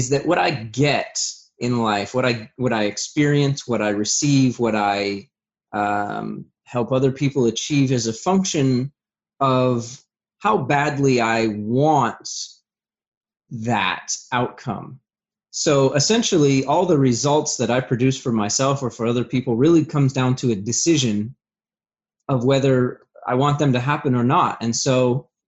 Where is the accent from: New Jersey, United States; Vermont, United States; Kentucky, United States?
Vermont, United States; I'm originally from Vermont. I had a pretty rough childhood.